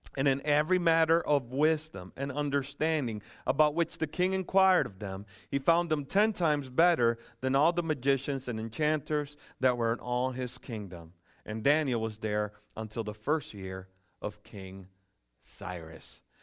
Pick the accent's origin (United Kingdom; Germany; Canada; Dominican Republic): Dominican Republic; also born or lived in Lucas County, Ohio; now in United States; I'm from the Dominican Republic, and, um, um, by birth